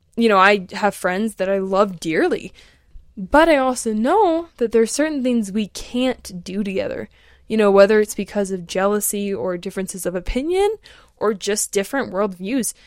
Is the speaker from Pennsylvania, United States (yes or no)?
no; Alaska, United States; moved away; also born or lived in Colorado / Outer Banks, North Carolina; I grew up in Alaska, and then I lived out in Colorado for a few years, and then I moved, um, to the Outer Banks in North Carolina when I was eighteen.